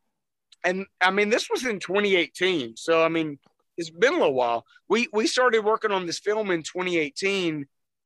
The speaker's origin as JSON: {"language": "English", "town": "Montgomery", "region": "Alabama", "country": "United States", "tie": "born or raised there", "said": "I am from Montgomery, Alabama. I have been here since I was probably about 4 or 5 years old."}